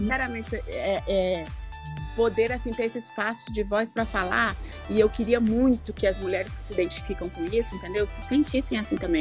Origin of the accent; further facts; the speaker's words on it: Colatina, Espírito Santo, Brazil; saí lá de Colatina